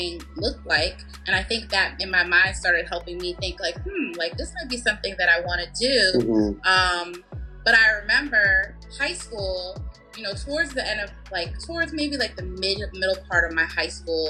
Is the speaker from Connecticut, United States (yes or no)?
yes; Bridgeport, Connecticut, United States; moved away as an adult; also born or lived in Baltimore, Maryland; I grew up in Bridgeport, Connecticut, and both of my parents are from Jamaica